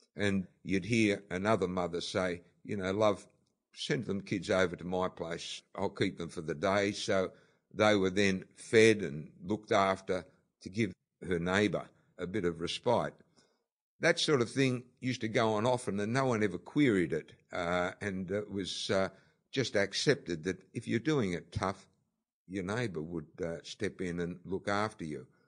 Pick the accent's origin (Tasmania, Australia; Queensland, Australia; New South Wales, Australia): New South Wales, Australia; Sydney; when I grew up in Bondi, it was, uh, certainly a, a, a different Bondi to what we have today.